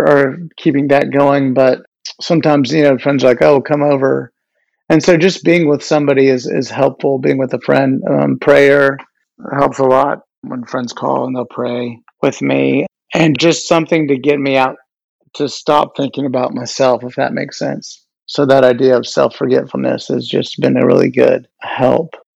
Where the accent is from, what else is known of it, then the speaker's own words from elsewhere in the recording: Dallas, Texas, United States; now in New York City, United States; I am based here in New York City. I'm from Dallas